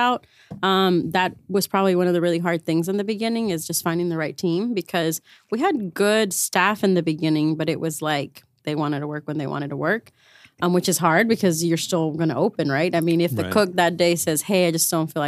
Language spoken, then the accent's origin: English; Reynosa, Tamaulipas, Mexico; moved away; I was born in Reynosa